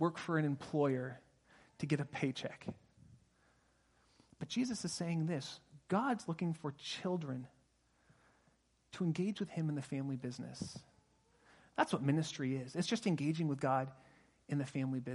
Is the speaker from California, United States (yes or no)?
yes; Pasadena, California, United States; now in Sonoma County, United States; I grew up in Pasadena and now I live in Sonoma County